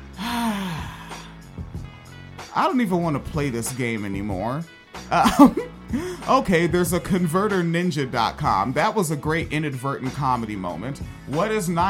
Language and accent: English; United States; I am an American. I'm proud to be an American